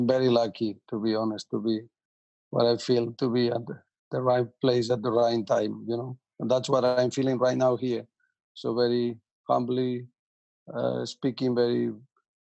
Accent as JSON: {"language": "English", "area": "a little town next to Villarreal", "region": "Valencian Community", "country": "Spain", "tie": "born or raised there", "moved": "yes", "said": "my hometown is a very little town next to Villarreal"}